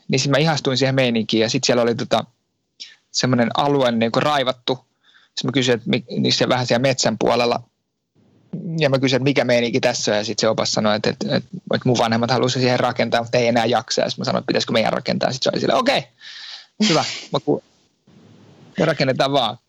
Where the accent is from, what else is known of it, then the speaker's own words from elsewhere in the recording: Finland; moved away as an adult; now in France; Mä oon Suomesta lähtenyt